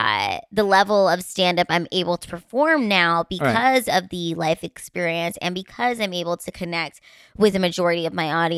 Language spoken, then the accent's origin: English; Philippines; And, you know, I'm Filipina, so I'm just going to age like fine wine.